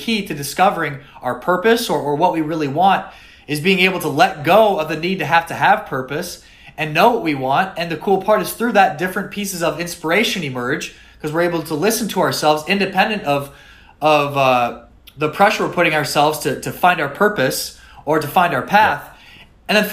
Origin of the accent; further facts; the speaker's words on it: South Dakota, United States; moved away as an adult; also born or lived in Miami; I was from South Dakota.